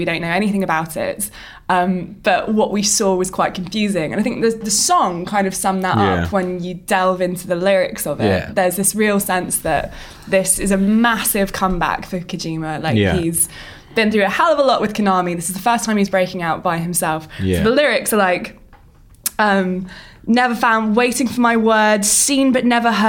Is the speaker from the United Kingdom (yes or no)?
yes; Watford, East of England, United Kingdom; I'm from Watford.